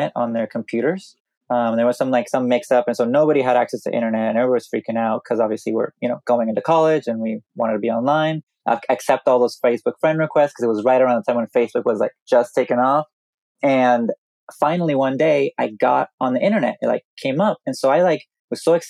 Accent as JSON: {"language": "English", "country": "Guatemala", "tie": "born or raised there", "also_born_or_lived": "Orange County, California", "moved": "as an adult", "said": "I was born and raised in Guatemala. I was there until I was 18 years old."}